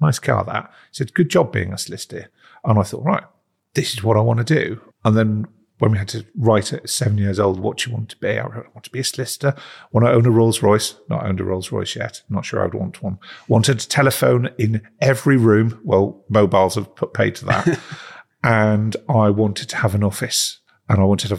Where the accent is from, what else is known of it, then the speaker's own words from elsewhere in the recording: Prudhoe, North East England, United Kingdom; I was brought up in Northumberland in a small town called Prudder, which is about 10 miles outside of Newcastle.